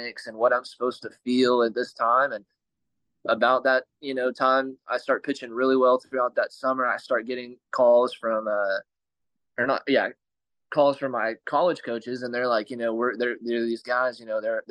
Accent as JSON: {"language": "English", "region": "Texas", "country": "United States", "tie": "born or raised there"}